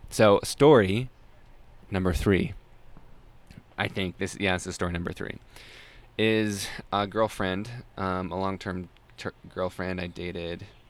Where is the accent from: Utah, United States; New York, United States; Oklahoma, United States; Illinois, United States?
Utah, United States; Salt Lake City; I grew up in Salt Lake City, Utah.